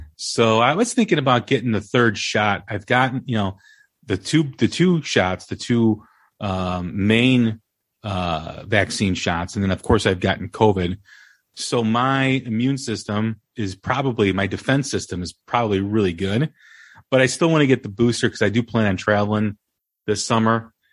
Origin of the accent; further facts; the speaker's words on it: Des Plaines, Illinois, United States; my hometown, Des Illinois